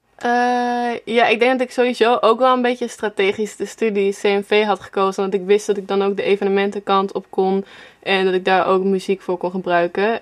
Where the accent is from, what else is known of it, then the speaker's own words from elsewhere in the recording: Apeldoorn, Gelderland, Netherlands; moved away as an adult; now in Amsterdam, Netherlands; En ik kom uit Apeldoorn zelf, dus ik woon nu denk sinds vijf jaar of zo in Amsterdam